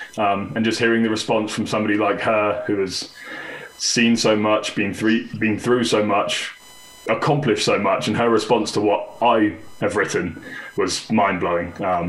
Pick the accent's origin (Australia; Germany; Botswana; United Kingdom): United Kingdom; Petersfield, South East England; moved away as an adult; also born or lived in Portsmouth; now in Colorado, United States; I was born in Portsmouth, south of England, which is the Navy city. Just born there and lived in Petersfield my whole life up until April last year when I moved to Colorado.